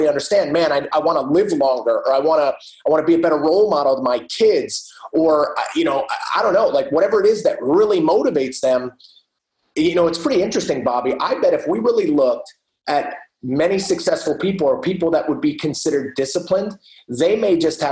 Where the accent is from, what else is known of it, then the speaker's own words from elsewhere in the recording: New Jersey, United States; I am from New Jersey